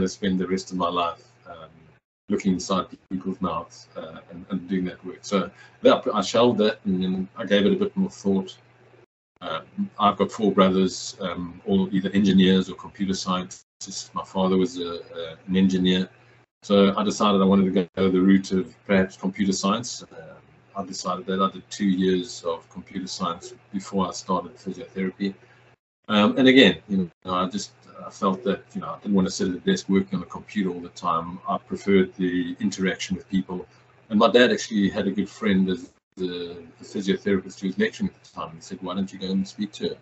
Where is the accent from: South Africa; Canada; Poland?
South Africa; Johannesburg, Gauteng; moved away as an adult; now in Miami, United States; I was born in South Africa, a city called Johannesburg. That's where I went to school.